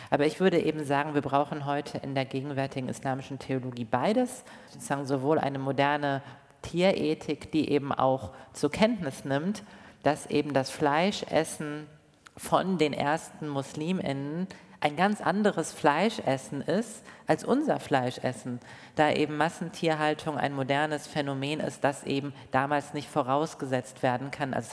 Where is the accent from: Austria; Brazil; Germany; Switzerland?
Germany; Rhineland; ob ich jetzt in Berlin Mitte lebe oder im Rheinland, da wo ich aufgewachsen bin